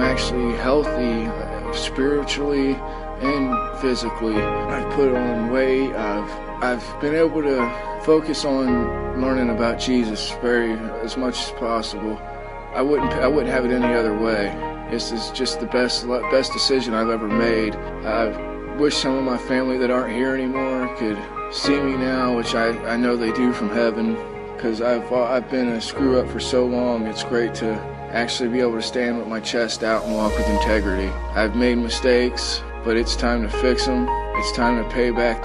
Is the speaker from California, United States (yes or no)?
no; South Florida, United States; now in Columbus, United States; I was raised in South Florida, West Palm Beach, Martin County, and Port St. Lucie